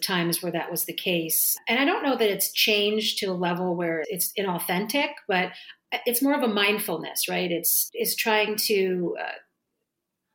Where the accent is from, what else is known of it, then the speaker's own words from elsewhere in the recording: New Jersey, United States; I'm born and raised in New Jersey, an Italian family